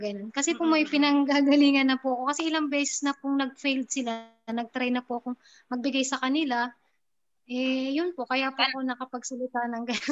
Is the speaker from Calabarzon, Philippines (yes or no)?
yes; Taytay, Calabarzon, Philippines; moved away as an adult; now in Kuwait; nandito nga po ako ngayon sa Kuwait. Bali po, tiga Taytay Rizal po ako.